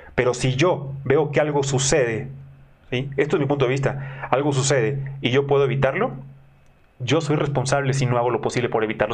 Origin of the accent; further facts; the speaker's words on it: Mexico; soy mexicano